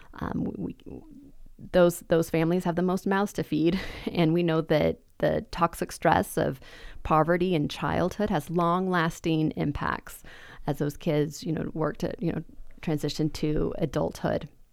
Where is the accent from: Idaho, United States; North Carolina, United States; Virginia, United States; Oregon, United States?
Idaho, United States; Boise; I was born in District nineteen